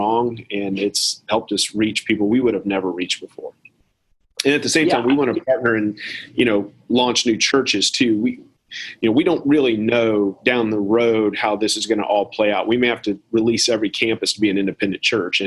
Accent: United States; as an American

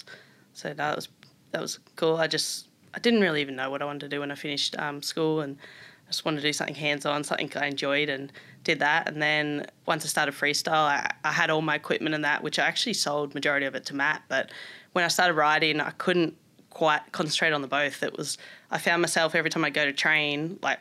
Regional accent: Melbourne, Victoria, Australia; moved away as an adult; also born or lived in Germany; now in Gold Coast, Australia; I was growing up in Melbourne, very different to Gold Coast where I live now.

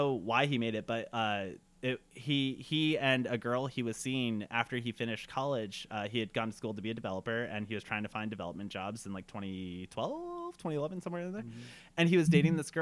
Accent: United States; I am Arab American and I was growing up in post 9/11 America.

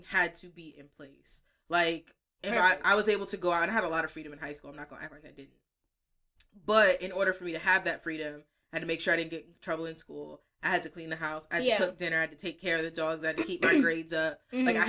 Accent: Pennsylvania, United States; also born or lived in New York; When I switched from elementary school and I moved from New York to Pennsylvania

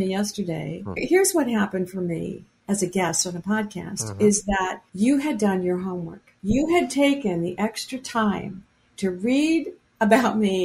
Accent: Anchorage, Alaska, United States; moved away; also born or lived in Seattle; When I was a little girl growing up in Anchorage

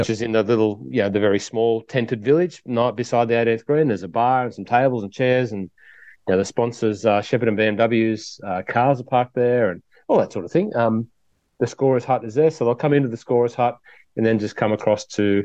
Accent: Hunter Valley, New South Wales, Australia; in the Hunter Valley, up at the Vintage in my home town

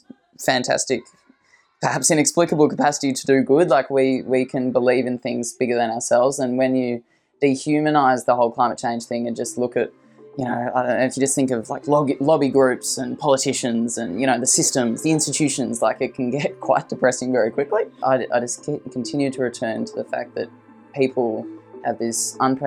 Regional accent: Melbourne, Victoria, Australia; I was born in Melbourne and I've been a city kid, I guess, for most of my life

